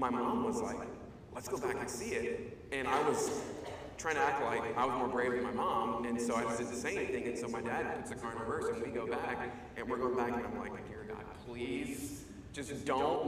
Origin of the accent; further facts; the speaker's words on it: Charlotte, North Carolina, United States; I grew up in Charlotte, North Carolina